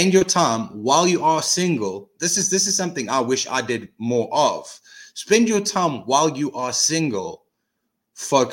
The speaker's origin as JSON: {"language": "English", "country": "South Africa", "said": "as a South African"}